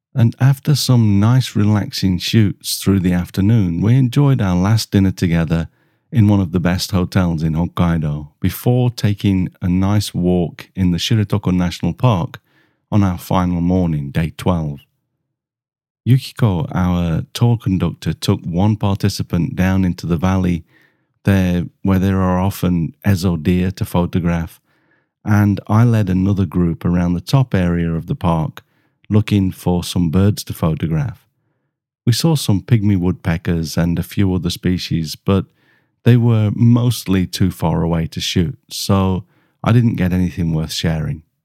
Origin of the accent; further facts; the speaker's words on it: Germany; from Germany